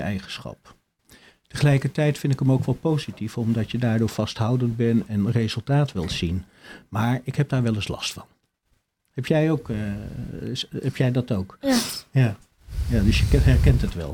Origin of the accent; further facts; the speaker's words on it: Achterveld, Utrecht, Netherlands; moved away as an adult; also born or lived in Dordrecht; ik ben eh, geboren in Achterveld, bij, tussen Barneveld en Amersfoort ligt dat